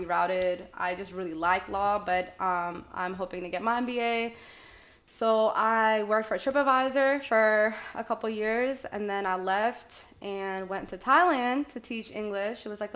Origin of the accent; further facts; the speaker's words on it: Boston, Massachusetts, United States; I was born and raised in Boston, East Boston specifically